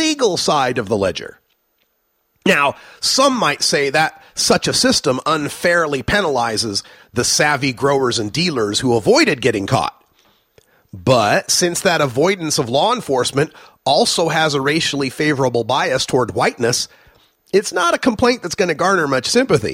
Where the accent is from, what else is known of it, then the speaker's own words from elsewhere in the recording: Oregon, United States; my home state of Oregon